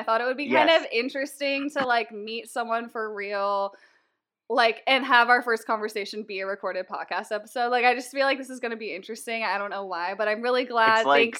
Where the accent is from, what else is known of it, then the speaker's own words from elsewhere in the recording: Seattle, Washington, United States; we both realized we're from the Seattle area